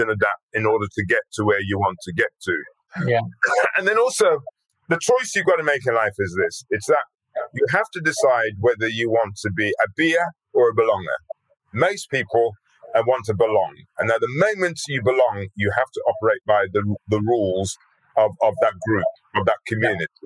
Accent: Birmingham, West Midlands, United Kingdom; accent: Brummie; being brought up in Birmingham, I knew that if I didn't do something about my accent going around like a Brummie, that would sort of be that would get in, in, in the way. So I deliberately, deliberately changed my accent.

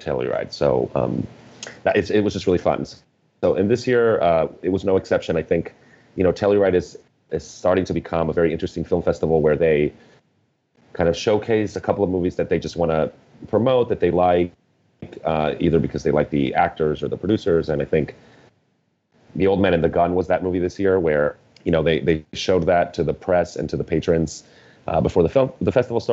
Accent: Mexico; I grew up in Mexico

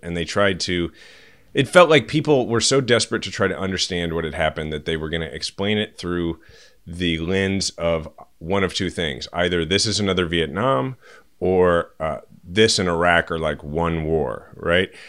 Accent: Kansas City, Missouri, United States; my kids are sixth generation Kansas Cityans

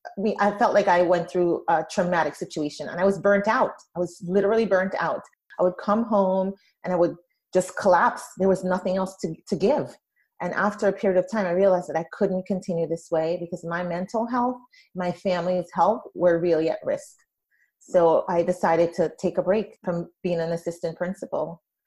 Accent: Brooklyn, New York, United States; I came from a really difficult childhood. I grew up in Brooklyn, New York, and I went to school where children were not, their needs were not being met.

